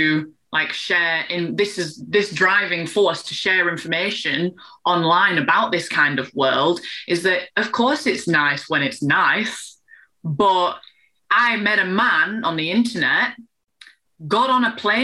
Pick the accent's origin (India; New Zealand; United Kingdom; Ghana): United Kingdom; England; I'm English